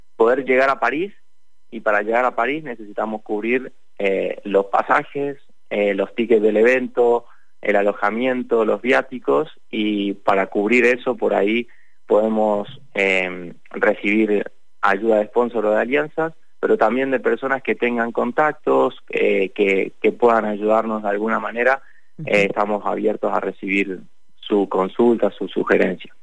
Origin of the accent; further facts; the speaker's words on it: Lavalle, Mendoza, Argentina; yo soy de La Valle